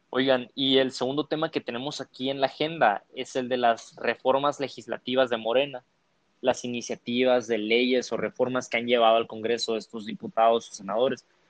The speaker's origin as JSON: {"language": "Spanish", "country": "Mexico"}